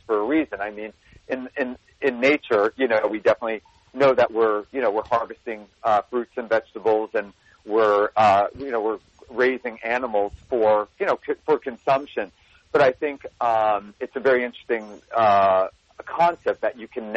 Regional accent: New Jersey, United States; moved away; I'm a boy from New Jersey

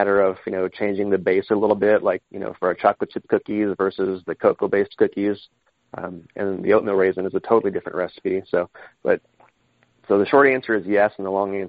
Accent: Austin, Texas, United States; moved away as an adult; also born or lived in Columbus, Ohio; now in Detroit, United States; I'm from Texas. I'm from Austin. I've been away from there for almost 20 years

